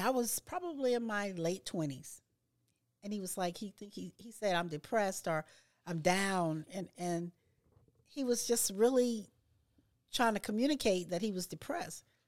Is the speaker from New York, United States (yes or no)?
no; Louisiana, United States; I grew up in Louisiana